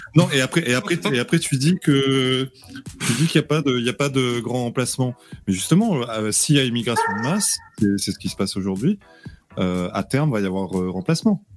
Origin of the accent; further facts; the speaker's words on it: Réunion; je viens de la Réunion